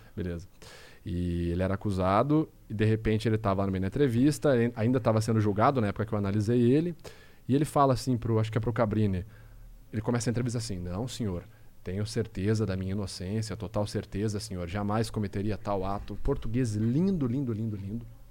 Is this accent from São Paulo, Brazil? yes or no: yes; Rio Claro, São Paulo, Brazil; accent: caipira; now in Piracicaba, Brazil; eu sou do interior de São Paulo, sou de Rio Claro, nasci de Rio Claro. É, hoje eu moro em Piracicaba